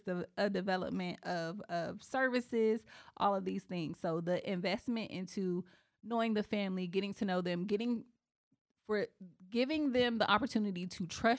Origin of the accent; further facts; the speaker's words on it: Eatonville, Florida, United States; And it's so funny because I grew up in Eatonville.